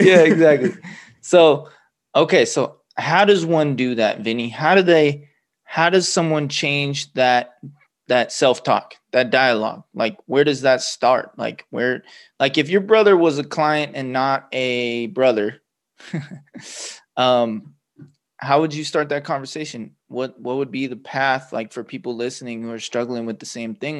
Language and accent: English; Los Angeles, California, United States; also born or lived in Torrance, California; now in Central Oregon, United States; I grew up in Los Angeles, California